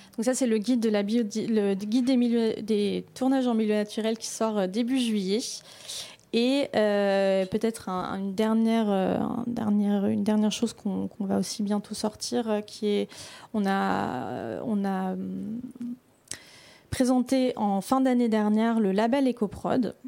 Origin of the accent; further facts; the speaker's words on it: Belgium; je viens de la Belgique